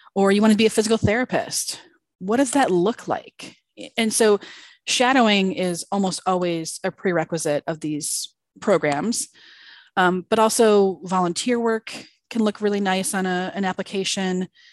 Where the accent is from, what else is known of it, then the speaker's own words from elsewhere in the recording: outside of Chicago, Illinois, United States; moved away; I grew up outside of Chicago, so nice cold Illinois